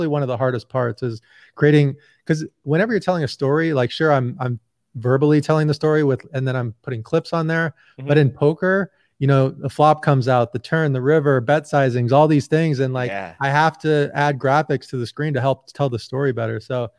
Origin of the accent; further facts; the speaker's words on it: Indiana, United States; So I'm 40 right now. And so I grew up with like the Bulls in the 90s and I grew up in Indiana.